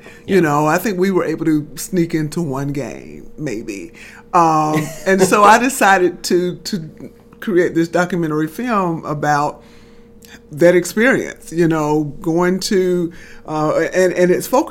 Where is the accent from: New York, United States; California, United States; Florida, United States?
Florida, United States; Titusville; But so I grew up on the North Titusville side, on the side that where there's Memorial Park.